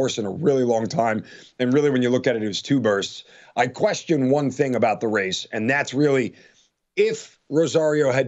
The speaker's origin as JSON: {"language": "English", "area": "Long Island", "region": "New York", "country": "United States", "tie": "born or raised there", "said": "I grew up in Long Island, New York, about a mile and a half away from Belmont Park."}